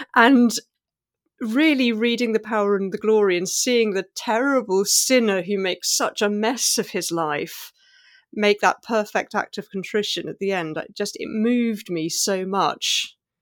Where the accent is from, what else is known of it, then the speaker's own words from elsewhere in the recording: England, United Kingdom; growing up in England as an immigrant